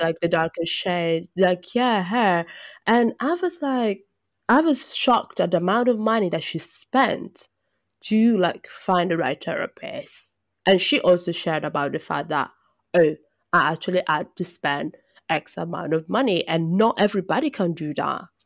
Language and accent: English; Brescia, Lombardy, Italy; moved away; I come from Brescia